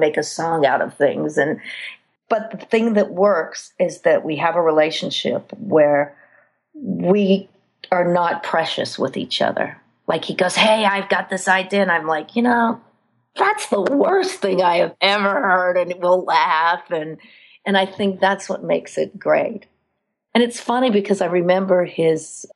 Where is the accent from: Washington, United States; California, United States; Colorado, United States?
Colorado, United States; moved away; also born or lived in New York City; I'm from Colorado